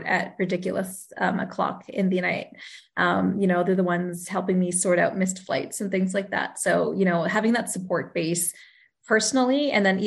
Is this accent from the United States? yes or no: no; Sherwood Park, Alberta, Canada; also born or lived in Brandon, Manitoba / Edmonton; I moved to Sherwood Park when I was 11 months old, and pretty much have done most of my schooling here